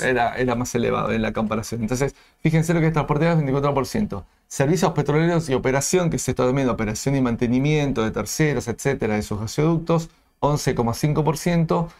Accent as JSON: {"language": "Spanish", "country": "Argentina", "said": "como, argentino"}